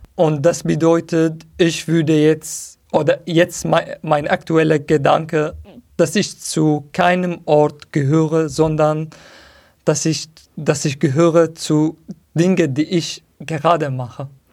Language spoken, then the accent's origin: German; Syria; German is a second language; moved away as an adult; now in Berlin, Germany; Als ich in Syrien war, habe ich diesen Begriff verstanden. Heimat, ist es wo ich gewachsen bin, wo ich geboren bin.